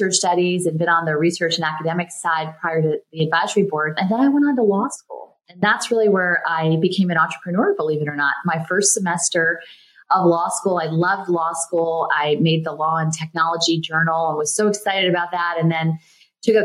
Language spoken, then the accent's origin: English; Greenville, North Carolina, United States; also born or lived in Chicago, Illinois / Columbus, Ohio / Silicon Valley, California; now in Washington, United States; I grew up in rural North Carolina, Eastern North Carolina, Greenville